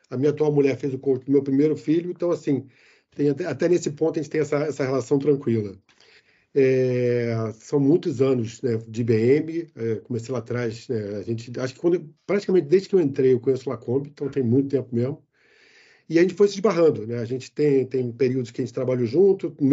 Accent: Rio de Janeiro, Brazil; moved away as an adult; also born or lived in China; now in Poland; eu sou carioca

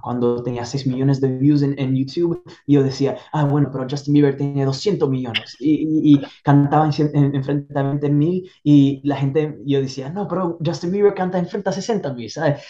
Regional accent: Italy; Spanish is a second language; moved away as an adult; now in United States; Yo crecí y nací en Italia

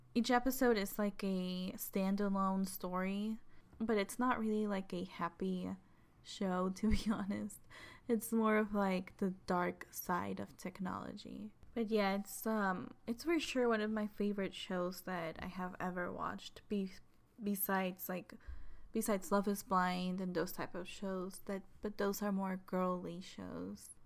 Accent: Chihuahua, Mexico; moved away; I am from Mexico, from Chihuahua, Chihuahua, which is right below Texas

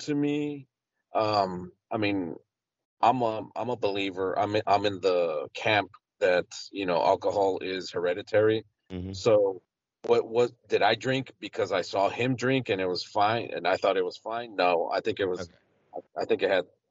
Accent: El Paso, Texas, United States; I'm from El Paso, Texas, and I was probably maybe a junior in high school

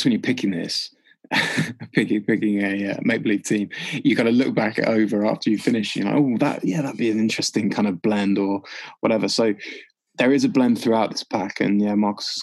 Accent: Leicester, East Midlands, United Kingdom; I grew up in Leicester

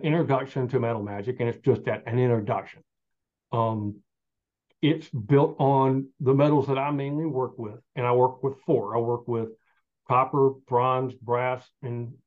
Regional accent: Southern Appalachia, United States; I'm Southern Appalachian. And growing up, everybody had a little smithy

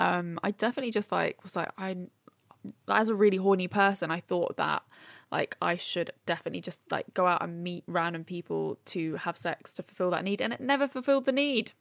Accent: Brighton, South East England, United Kingdom; moved away as an adult; now in London, United Kingdom; I grew up in Brighton and now I, I've lived in London for, I don't know, seven, eight years.

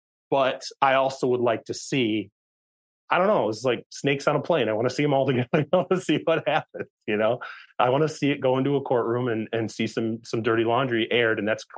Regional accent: Michigan, United States; I grew up in Michigan, okay?

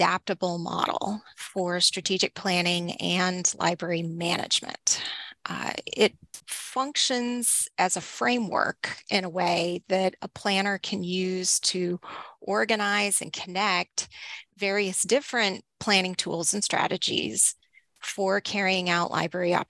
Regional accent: Northeast Texas, United States; now in Lancaster, United States; I grew up in Northeast Texas

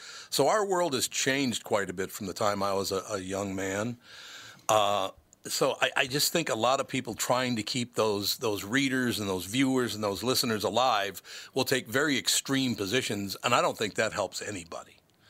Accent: Minneapolis, Minnesota, United States; In Minneapolis. I grew up in the inner city, actually, very, very poor family.

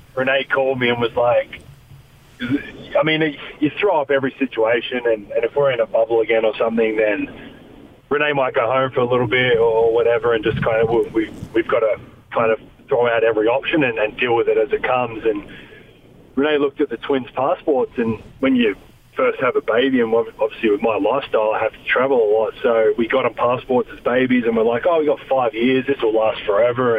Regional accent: Australia; moved away as an adult; now in United States; I'm Australian

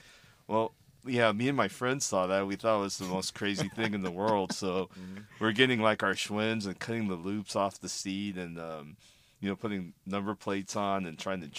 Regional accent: Gardena, California, United States; In Gardena, kind of by where the MotoIQ office is now. I mean, I probably grew up about three blocks away from there.

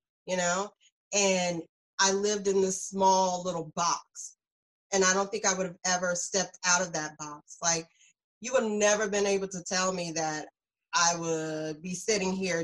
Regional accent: South Carolina, United States; moved away as an adult; now in New Jersey, United States; I'm from South Carolina.

